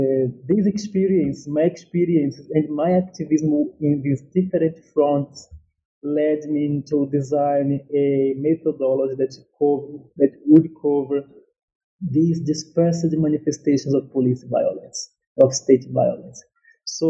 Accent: Northeast Brazil, Brazil; English is a second language; also born or lived in São Paulo; This book came out from my own experience coming to age in a favela in São Paulo. I am from Northeast Brazil, just to situate the listeners.

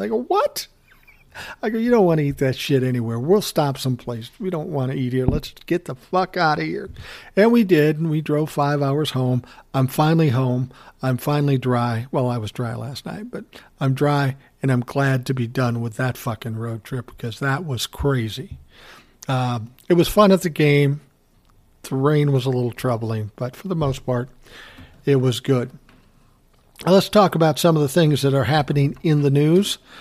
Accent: Minnesota, United States; I'm from Minnesota.

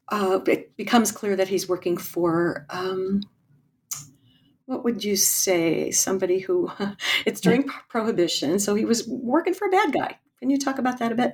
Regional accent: New Jersey, United States; I grew up in New Jersey

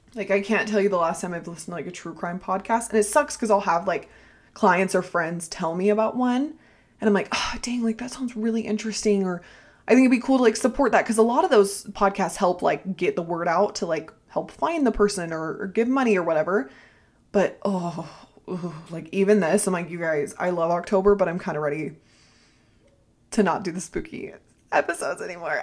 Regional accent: Ohio, United States; I am from Ohio

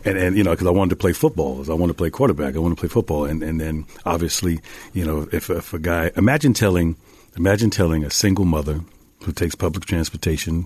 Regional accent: Mount Vernon, New York, United States; I'm this kid from Mount Vernon, from up the street, right outside of the Bronx

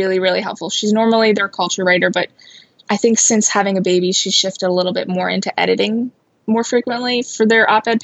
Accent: Long Island, New York, United States; I grew up on Long Island

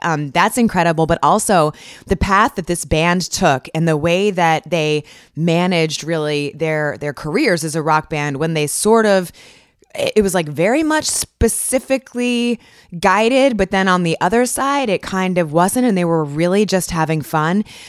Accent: Northern Virginia, United States; I grew up in Northern Virginia

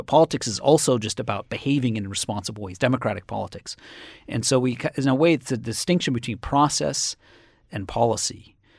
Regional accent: Cambridge, Massachusetts, United States; I come from Cambridge, Massachusetts, and it's a, you know, solidly blue state.

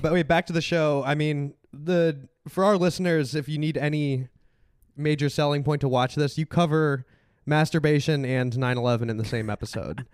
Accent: Chicago, Illinois, United States; moved away; I'm from Chicago

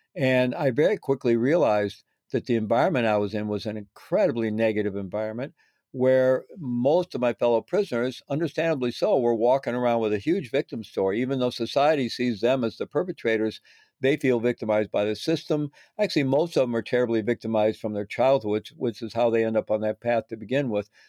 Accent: Missouri, United States; I was growing up in Missouri

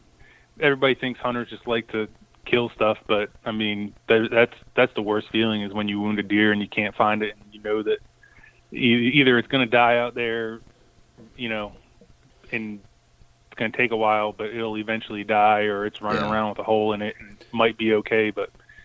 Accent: East Coast, United States; I mean, I grew up on the East Coast.

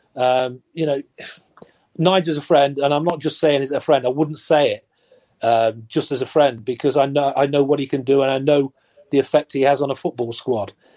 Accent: Nottingham, East Midlands, United Kingdom; I'm born and bred Nottingham. I was lucky enough to play for my hometown team

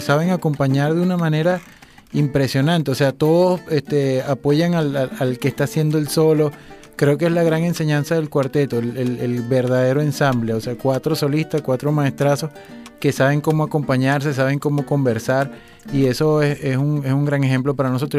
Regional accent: Cumaná, Sucre, Venezuela; porque soy de Cumaná

